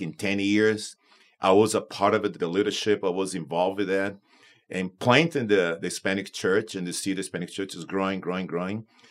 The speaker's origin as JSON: {"language": "English", "town": "Manaus", "region": "Amazonas", "country": "Brazil", "tie": "born or raised there", "also_born_or_lived": "Mexico City, Mexico / Tucson, Arizona / South Florida", "moved": "as an adult", "lives_now": "Florida, United States", "said": "I, born in Brazil"}